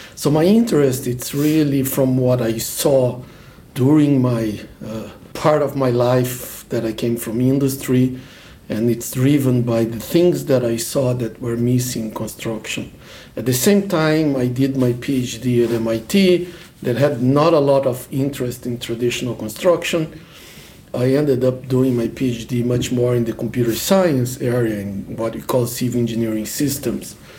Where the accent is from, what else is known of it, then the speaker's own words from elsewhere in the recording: Brazil; moved away as an adult; now in Los Angeles, United States; I'm originally from Brazil